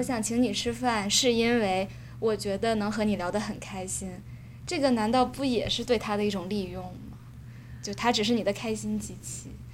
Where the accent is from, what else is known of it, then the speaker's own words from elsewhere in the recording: China; moved away as an adult; now in Switzerland; 我们作为中国人